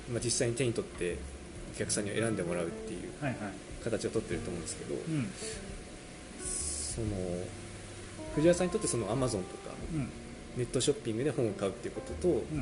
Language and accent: Japanese; Fukushima, Japan; moved away; 僕福島県の福島市の出身なんですけど、